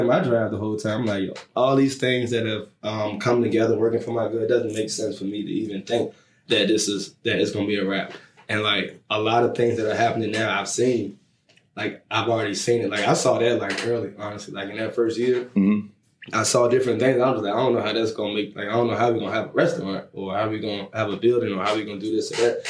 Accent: Richmond, Virginia, United States; I'm from Richmond.

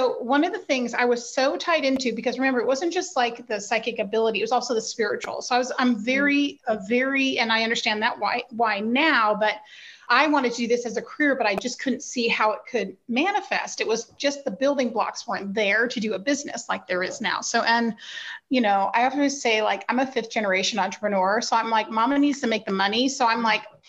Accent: Berkeley, California, United States; I grew up in Berkeley, California

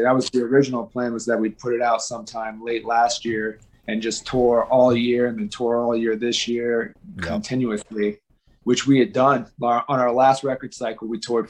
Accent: Las Vegas, Nevada, United States; I grew up in a bunch of different places, but mostly in Las Vegas.

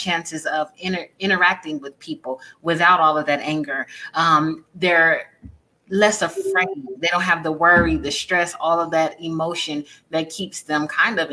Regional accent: San Diego, California, United States; I'm from San Diego

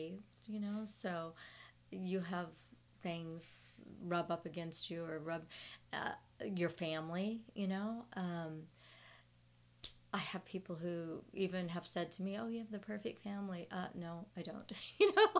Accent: Southern California, United States; now in Dallas-Fort Worth, United States; I grew up in Southern California

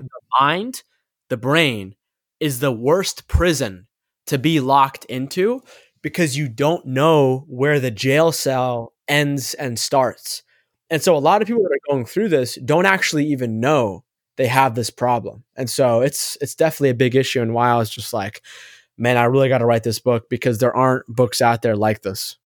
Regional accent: East Coast of the United States, United States; also born or lived in Egypt (ancestry); I was born on the East Coast of the United States.

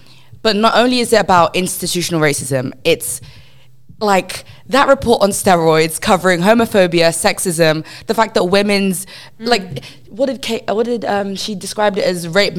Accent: London, United Kingdom; as a Londoner

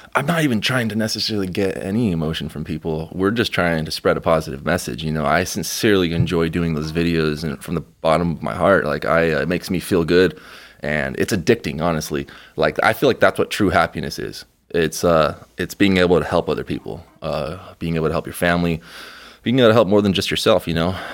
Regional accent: Mexico; moved away; We're going to Mexico, uh, very, very soon to my hometown

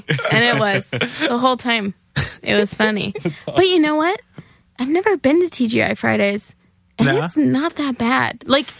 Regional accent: New Jersey, United States; I'm from New Jersey, and even though I live really close to New York, it's not really, like, monetarily feasible for me to come here every night

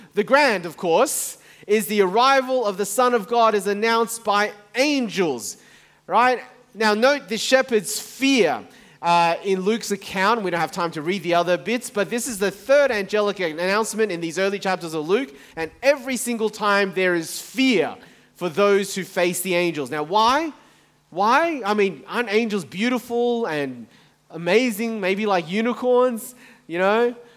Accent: Taiwan; moved away; I was born in Taiwan, my family are from Taiwan

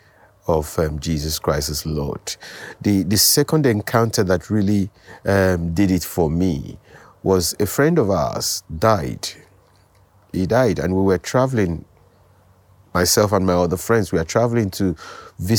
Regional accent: Lagos, Nigeria; also born or lived in Delta State, Nigeria; I grew up in Lagos. I was born in Lagos, Nigeria. Went to primary school, secondary school, university in Lagos.

